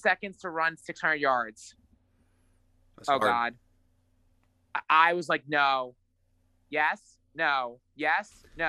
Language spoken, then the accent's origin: English; United States; This is horrible. I'm an American. Football's like the biggest thing here since like, you know, Buffalo Wings, and I don't know how many yards are in a football field.